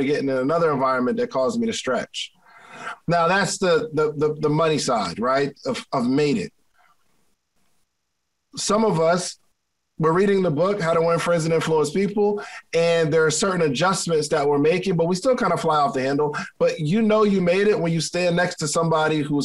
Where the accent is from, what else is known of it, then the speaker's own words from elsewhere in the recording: Willingboro, New Jersey, United States; growing up in Willingboro, New Jersey.